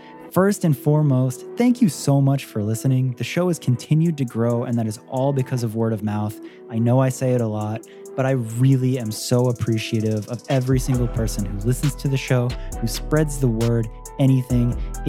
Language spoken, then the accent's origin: English; Tampa, Florida, United States; out of Tampa, Florida, my hometown.